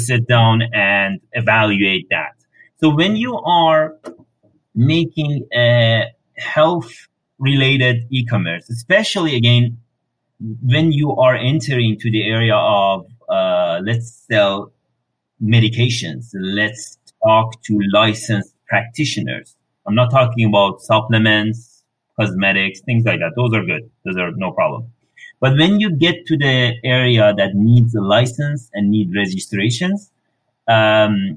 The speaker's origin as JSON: {"language": "English", "country": "Iran", "moved": "as an adult", "lives_now": "Canada", "said": "I'm coming from Iran. Over there, I've worked for governments for a while"}